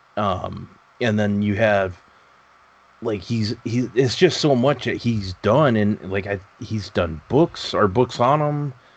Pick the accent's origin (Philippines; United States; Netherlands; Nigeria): United States; Texas; I grew up in Texas.